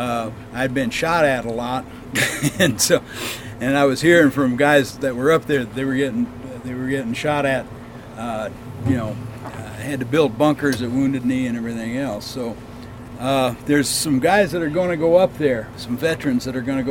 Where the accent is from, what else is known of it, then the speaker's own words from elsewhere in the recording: Oklahoma, United States; when I grew up in Oklahoma